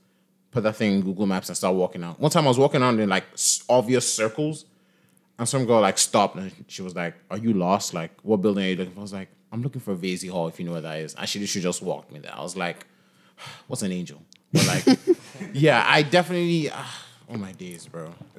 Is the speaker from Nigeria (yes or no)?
yes; Nigeria; now in Philadelphia, United States; Nigeria. If they couldn't tell from, like, the... I think my American accent is pretty solid. Like, you know, I can say I'm from Philly. You know, so I'm from. I'm from North Philly.